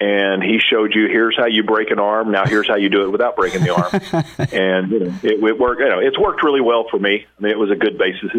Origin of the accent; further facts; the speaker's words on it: Pine Bluff, Arkansas, United States; I'm from Pine Bluff, Arkansas, so not too far, well, you know, relatively speaking, not too far from where you're at.